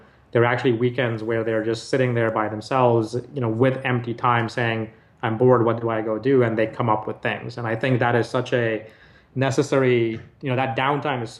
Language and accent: English; Nigeria; moved away; I grew up in Nigeria